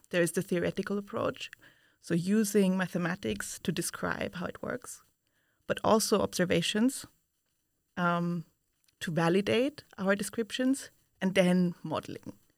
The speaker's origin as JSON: {"language": "English", "region": "Vienna", "country": "Austria", "moved": "as an adult", "lives_now": "Utrecht, Netherlands", "said": "I come from Vienna, Austria, where I studied physics"}